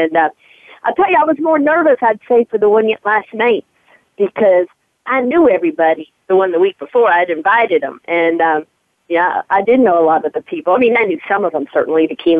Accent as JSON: {"language": "English", "town": "Lexington", "region": "Kentucky", "country": "United States", "tie": "born or raised there", "said": "growing up in Lexington"}